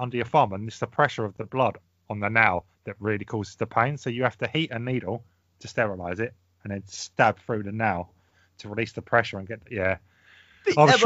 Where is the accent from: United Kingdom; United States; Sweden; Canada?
United Kingdom; England; we're English